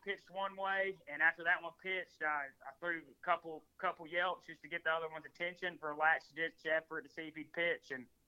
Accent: Mobile, Alabama, United States; moved away as an adult; now in Tennessee, United States; the state I grew up in Alabama

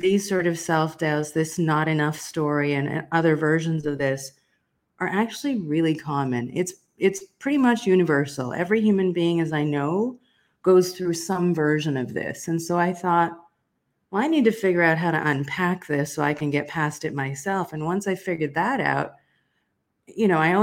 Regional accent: South Africa; I was born in South Africa during apartheid

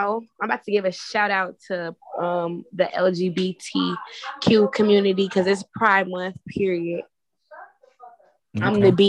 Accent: Chicago, Illinois, United States; I'm from Chicago. I done seen some ghetto shit.

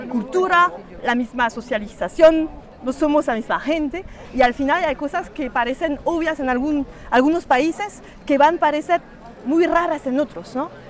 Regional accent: France; Spanish is a second language; siendo francesa, de padres, madre y padre franceses

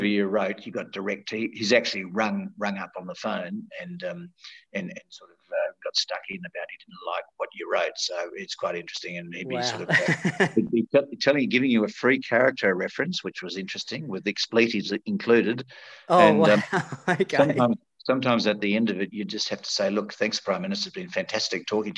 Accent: Tasmania, Australia; moved away as an adult; also born or lived in Western Australia / Sydney / Canberra; I was from Tasmania

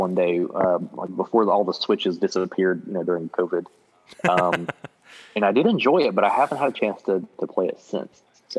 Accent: Nashville, Tennessee, United States; I grew up in Nashville

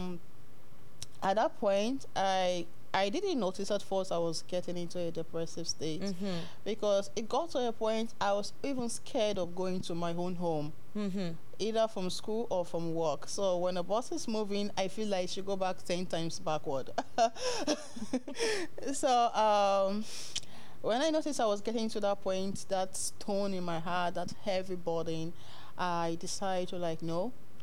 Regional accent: southern Nigeria, Nigeria; moved away as an adult; also born or lived in Turkey; now in Canada; I'm a Nigerian. Mm-hmm. From the south part of Nigeria.

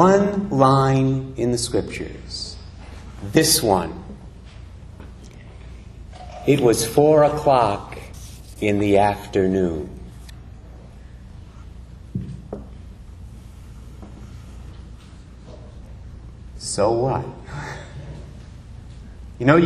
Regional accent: Barrington, Rhode Island, United States; moved away as an adult; now in Westerly, United States; I'm originally from Barrington, so this is sort of my neck of the woods

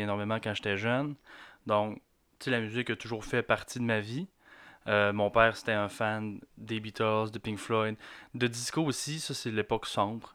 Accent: Quebec, Canada; ça se peut que j'aille un accent, c'est normal. Je suis du Lac-Saint-Jean.

